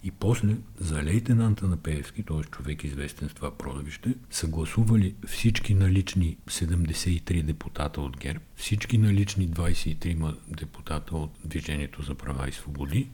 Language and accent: Bulgarian; Bulgaria; Ние сме българи